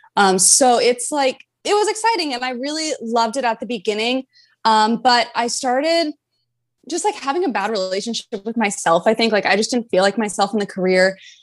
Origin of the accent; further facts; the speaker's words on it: North Carolina, United States; moved away as an adult; also born or lived in Florida Keys; I'm originally from North Carolina. I grew up in North Carolina. I've lived there my whole life